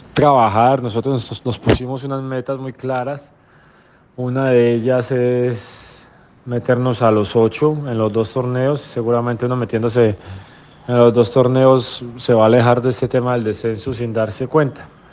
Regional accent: Manizales, Caldas, Colombia; moved away; es el equipo de la ciudad donde yo nací, el equipo que a mí me formó como persona

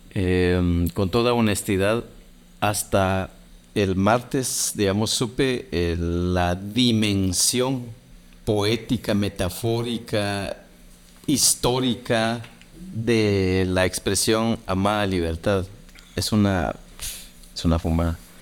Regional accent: Guatemala; soy de Guatemala

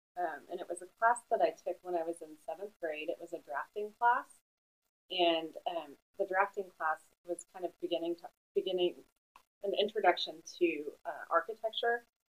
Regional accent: Colchester, Vermont, United States; also born or lived in Buffalo, United States; I was born in Buffalo, New York. And I lived there until I was 10, and my parents moved my brother and I to Colchester, Vermont, which is right outside of Burlington, Vermont, and I went to the public schools in Colchester

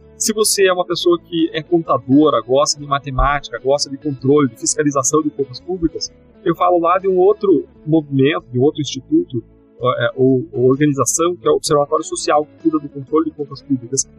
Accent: Brazil

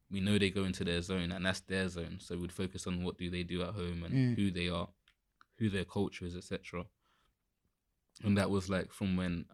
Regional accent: London, United Kingdom; to being a proper like I'm from London

